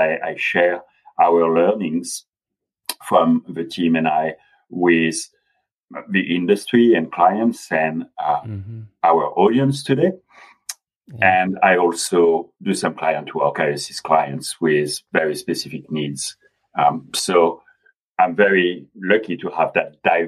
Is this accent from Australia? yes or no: no; France; accent: French; English is a second language; moved away as an adult; also born or lived in London, United Kingdom; now in Los Angeles, United States; I was born and raised in France, and mm-hmm. I also spent 6 years in the UK, and I graduated in the UK